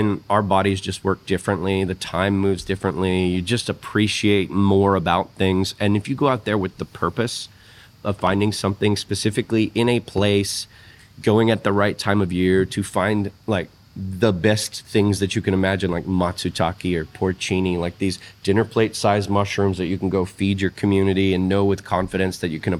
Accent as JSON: {"language": "English", "region": "Texas", "country": "United States", "tie": "born or raised there", "moved": "as an adult", "lives_now": "Australia", "said": "me being from Texas"}